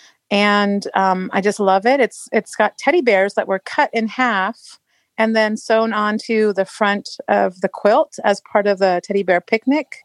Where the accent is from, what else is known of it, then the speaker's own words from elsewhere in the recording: England, United Kingdom; now in Marysville, Washington, United States; I grew up in England